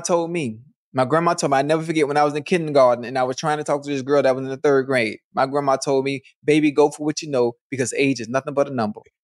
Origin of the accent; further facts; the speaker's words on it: Miami, Florida, United States; I'm from Miami